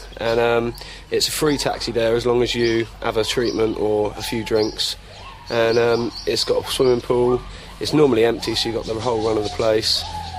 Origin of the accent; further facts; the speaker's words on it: Surrey, South East England, United Kingdom; Yeah, I come from Surrey in London, and I came to Thailand for the gibbons and the macaques.